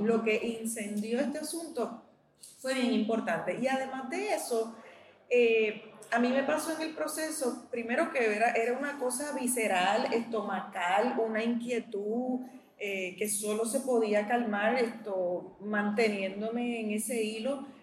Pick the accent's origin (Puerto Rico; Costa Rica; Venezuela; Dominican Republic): Puerto Rico; nosotros como puertorriqueños